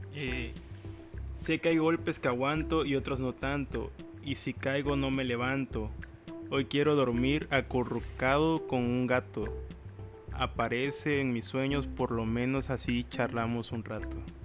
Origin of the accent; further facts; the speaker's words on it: Veracruz, Mexico; accent: cantadito; Veracruz, mi hermoso puerto